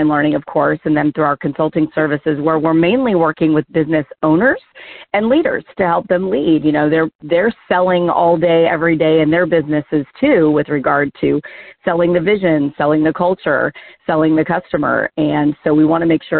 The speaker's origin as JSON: {"language": "English", "region": "the South", "country": "United States", "said": "I'm originally from the South"}